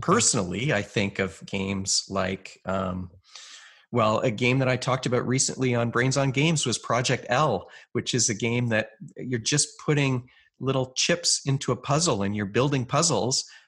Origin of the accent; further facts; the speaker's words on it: Canada; I'm a Canadian psychologist